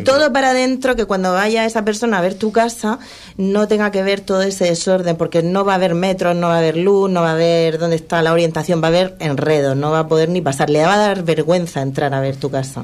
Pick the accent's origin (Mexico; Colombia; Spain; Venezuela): Spain; Region of Murcia; somos de Murcia